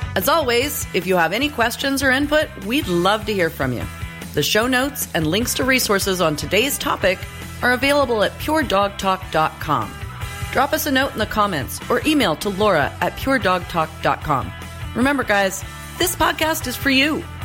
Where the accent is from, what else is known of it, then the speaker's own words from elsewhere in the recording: Roseburg, Oregon, United States; moved away; the community college in my hometown